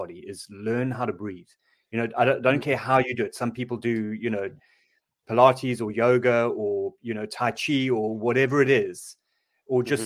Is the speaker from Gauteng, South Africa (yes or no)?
no; Durban, KwaZulu-Natal, South Africa; I'm from Durban and I'm used to warm water